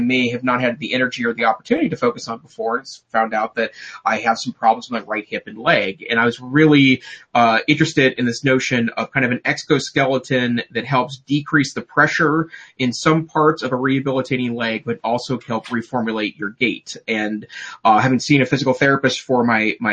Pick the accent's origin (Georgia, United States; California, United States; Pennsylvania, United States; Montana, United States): Montana, United States; I'm from Montana